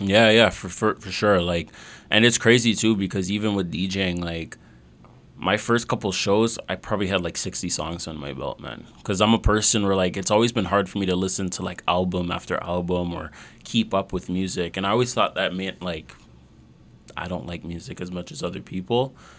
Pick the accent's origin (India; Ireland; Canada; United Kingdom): Canada; Mississauga, Ontario; we're actually close to you know Mississauga Valley. Yep. Yeah, yeah. I grew up around there